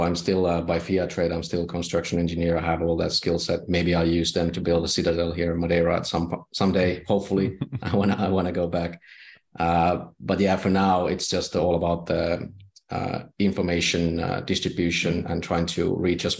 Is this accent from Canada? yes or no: no; Finland; I'm from Finland